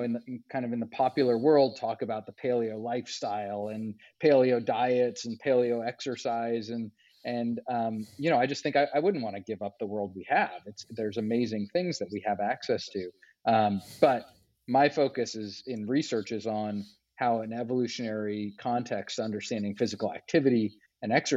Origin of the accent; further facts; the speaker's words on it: Los Angeles, California, United States; moved away as an adult; also born or lived in Arizona; I grew up in the Los Angeles area